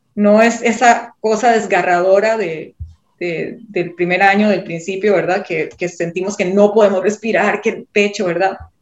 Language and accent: Spanish; Costa Rica; yo soy de Costa Rica